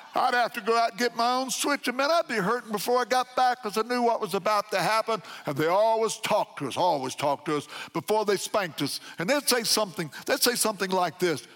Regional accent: McLeansboro, Illinois, United States; Walking down the street in my hometown, McLeansboro, Illinois

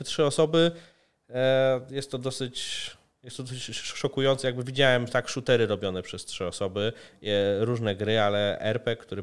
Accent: Poland; ja tu jestem z Polski

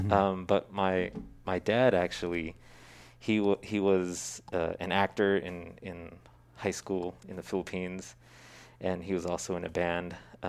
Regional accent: Stockton, California, United States; also born or lived in San Francisco / Treasure Island; I grew up primarily in Stockton, but yeah, spent my early childhood on Treasure Island when it was a Navy base.

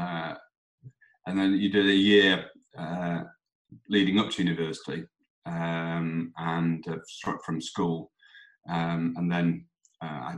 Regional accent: Doncaster, Yorkshire and the Humber, United Kingdom; moved away as an adult; also born or lived in Loughborough; now in Isle of Man; Yorkshireman, born and raised in Doncaster, where I went to school up until I was 18

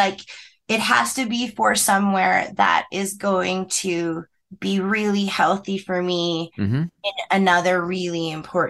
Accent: Calgary, Alberta, Canada; moved away as an adult; also born or lived in Cranbrook, British Columbia / New York / Toronto; So I'm from Cranbrook and then went to Calgary after when I was 10. So really, I did kind of grow up in Calgary. But I'm from, so where I'm living right now is smack dab in the middle between Cranbrook and Calgary

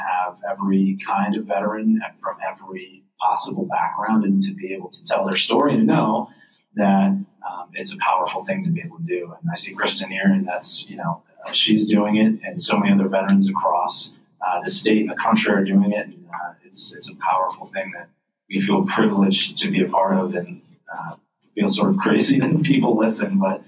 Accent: Red Creek, New York, United States; I grew up in rural in Red Creek, and Fairhaven is on Lake Ontario, sort of in Cayuga County, close to Wake County.

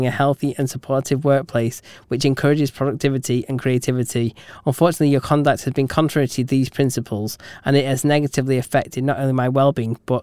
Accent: England, United Kingdom; we're English

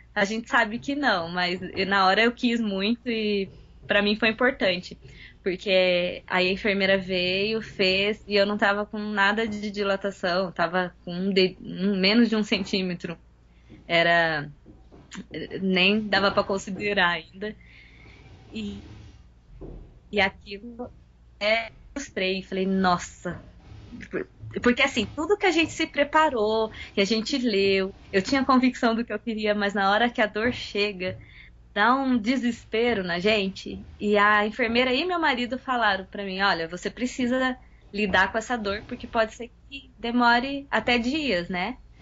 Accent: São José dos Campos, São Paulo, Brazil; Sou de São José dos Campos, São Paulo.

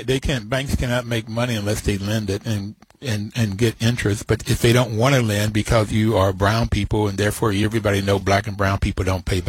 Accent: Bluefield, West Virginia, United States; I was on top of a mountain. That's where I grew up. I grew up in Bluefield, West Virginia. Poor blacks, poor whites, we all, you know, together.

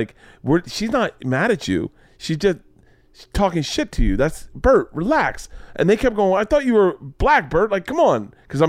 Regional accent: Florida, United States; born or raised there

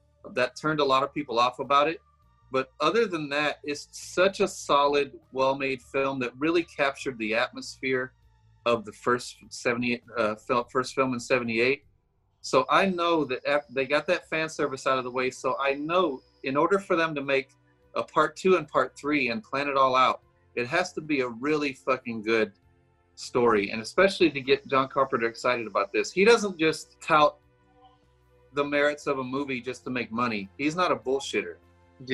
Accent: Deep South, United States; I never had cable growing up. I grew up in the Deep South where we didn't even have cable coming to our house.

